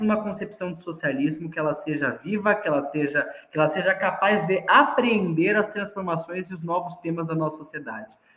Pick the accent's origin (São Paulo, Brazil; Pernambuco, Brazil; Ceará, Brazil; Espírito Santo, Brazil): São Paulo, Brazil; moved away as an adult; now in Franca, Brazil; eu nasci em São Paulo. É, eu comecei a minha militância política na cidade de São Paulo, me mudei para cá para fazer faculdade em Franca